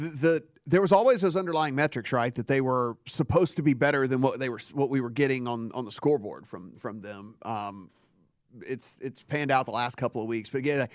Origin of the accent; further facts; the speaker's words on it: Louisiana, United States; I'm from Louisiana